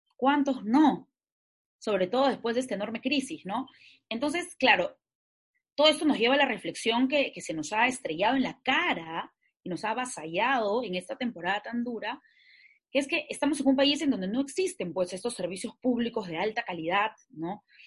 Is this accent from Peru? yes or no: yes; Peru; Yo como peruana, ciudadana